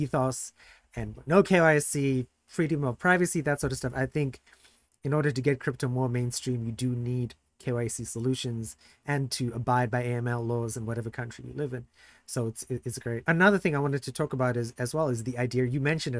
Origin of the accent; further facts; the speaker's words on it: South Africa; moved away; I'm originally from South Africa